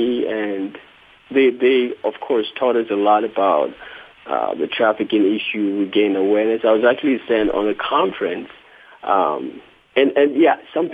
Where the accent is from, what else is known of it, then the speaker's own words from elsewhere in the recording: Accra, Greater Accra, Ghana; moved away; I was raised in Accra